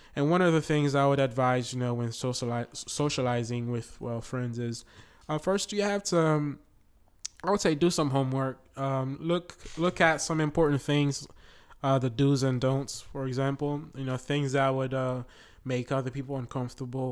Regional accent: Haiti; now in Florida, United States; I am originally from Haiti. I live in the United States, uh, Florida.

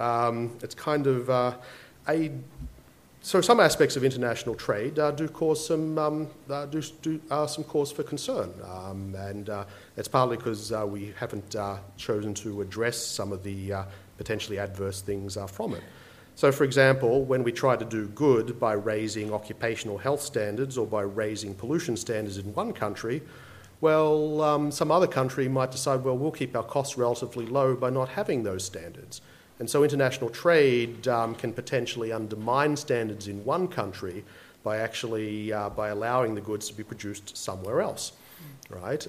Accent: Campbelltown, New South Wales, Australia; as I grew up in Campbelltown, my first job was in the Kmart of Campbelltown

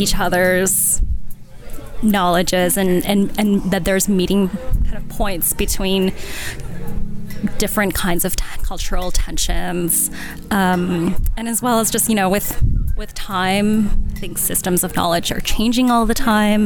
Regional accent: Canada; I was born and raised in Canada

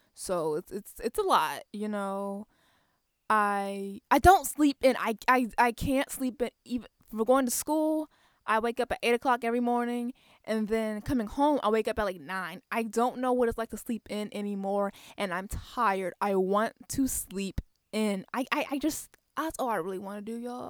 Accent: Waldorf, Maryland, United States; I'm from Waldorf, Maryland. It's a small town.

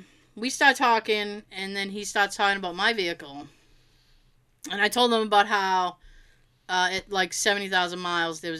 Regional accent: Massachusetts, United States; I'm from Massachusetts

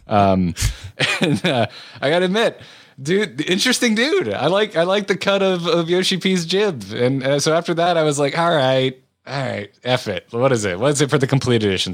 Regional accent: United States; I am American

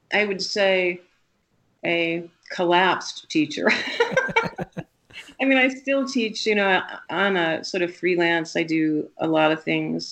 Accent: Tucson, Arizona, United States; also born or lived in Europe / Las Vegas; now in Colorado, United States; I grew up in Tucson when Tucson was kind of a small town

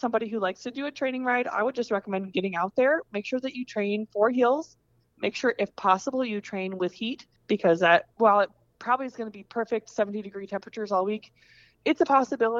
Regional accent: Coralville, Iowa, United States; also born or lived in Des Moines, Iowa; Coralville is my true hometown. I was born in Coralville

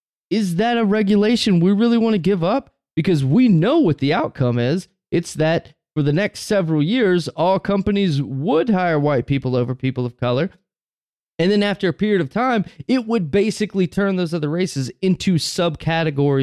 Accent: the South, United States; I'm from the South down here

